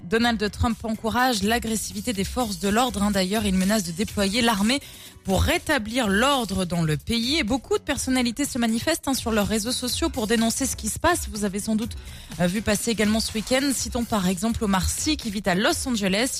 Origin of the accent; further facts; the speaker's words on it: France; chez nous en France